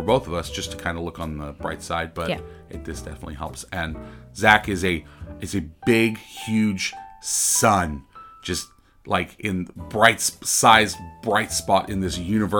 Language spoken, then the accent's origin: English; California, United States; we understand that we're from California, we have accents just like everybody else